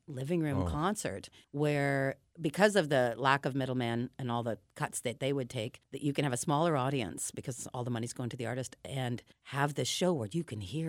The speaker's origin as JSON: {"language": "English", "town": "Toronto", "region": "Ontario", "country": "Canada", "moved": "as an adult", "lives_now": "Vancouver, Canada", "said": "Reid and I moved from Toronto to Vancouver, BC, I guess 14 years ago"}